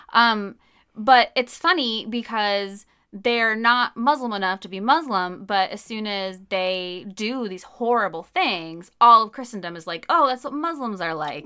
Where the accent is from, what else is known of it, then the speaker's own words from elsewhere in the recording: United States; I'm an American in the two thousands